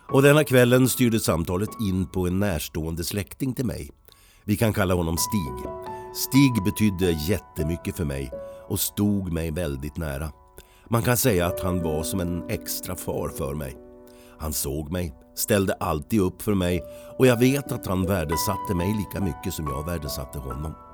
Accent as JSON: {"language": "Swedish", "town": "Falun", "region": "Dalarna County", "country": "Sweden", "tie": "born or raised there", "said": "Jag är född och uppvuxen i Falun. Men numera bor jag i en liten by utanför Falun med min fru, en katt och en hund."}